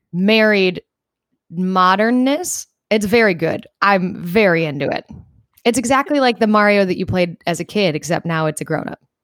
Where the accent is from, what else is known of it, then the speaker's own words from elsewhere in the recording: New York, United States; I said, "New York."